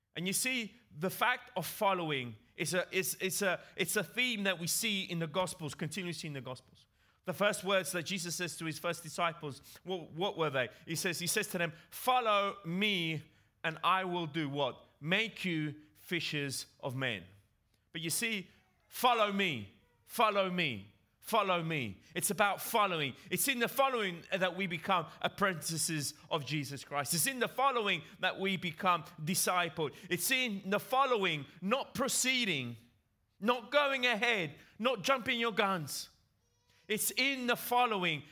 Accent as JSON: {"language": "English", "region": "England", "country": "United Kingdom", "tie": "born or raised there", "accent": "English", "moved": "yes", "said": "with my English accent, I grew up in England"}